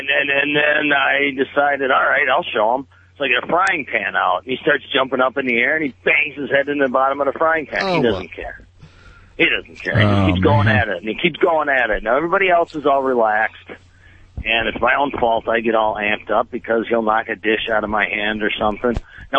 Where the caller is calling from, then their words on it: Milwaukee, Wisconsin, United States; The nice temperate area of Milwaukee, Wisconsin.